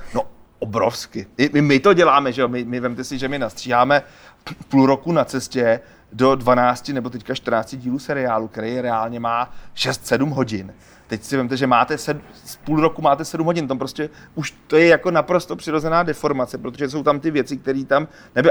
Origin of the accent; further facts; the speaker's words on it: Czechia; my Češi jsme takový nešikovný myšmaš něco mezi Polákama a Němcema